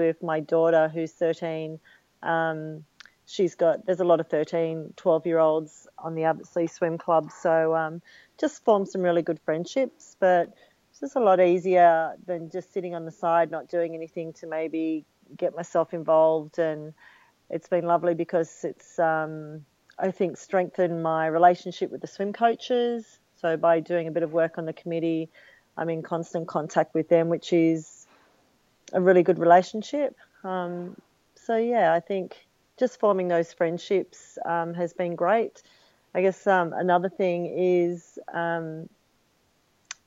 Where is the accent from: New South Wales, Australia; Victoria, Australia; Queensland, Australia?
New South Wales, Australia; Sydney; also born or lived in United States; as a youngster I was a member of Manly life saving clubs